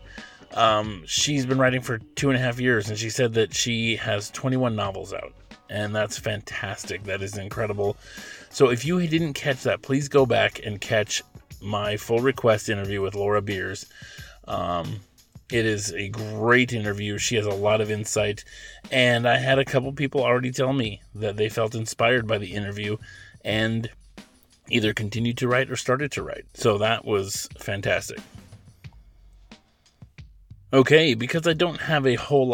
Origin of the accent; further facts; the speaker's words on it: Oregon, United States; also born or lived in Los Angeles, California; when I was little, my family, we moved from Los Angeles to Oregon